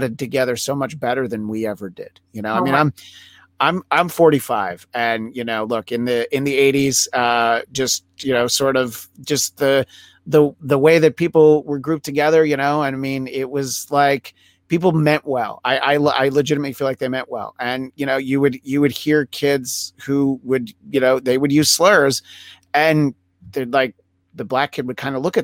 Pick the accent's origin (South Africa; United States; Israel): United States; outside of New York City; moved away as an adult; now in Los Angeles, United States; I grew up outside of New York City